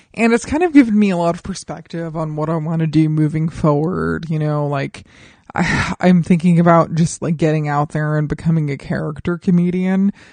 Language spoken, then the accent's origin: English; Colorado Springs, Colorado, United States; my hometown of Colorado Springs